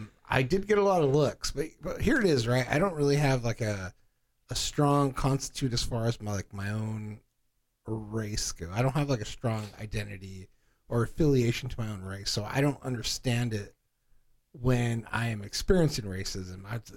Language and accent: English; California, United States; moved away; I go back home to California and stuff. Like, I used to get made fun of a lot just about the way I talk